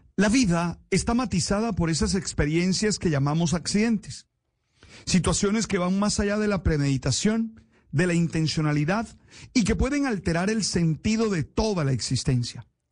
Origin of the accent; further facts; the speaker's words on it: Colombia; como colombianos